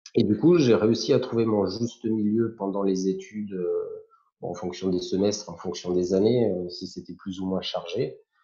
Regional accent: Antibes, Provence-Alpes-Côte d'Azur, France; moved away as an adult; now in Var, France; j'habitais à Antibes, puisque je viens des Alpes-Maritimes

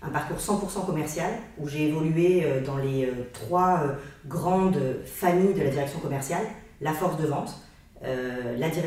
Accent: Lyon, Auvergne-Rhône-Alpes, France; also born or lived in Aix-en-Provence; mais on peut dire que je suis originaire plutôt de Lyon et de la région d'Aix-en-Provence, où ben, c'est là où j'ai ma famille aujourd'hui

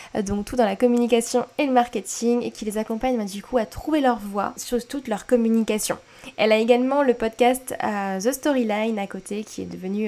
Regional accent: Strasbourg, Grand Est, France; chez nous à Strasbourg

